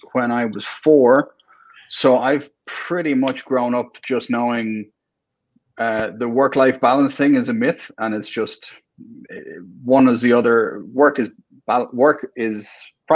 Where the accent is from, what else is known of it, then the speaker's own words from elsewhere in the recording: Ireland; also born or lived in Saudi Arabia; I'm Irish.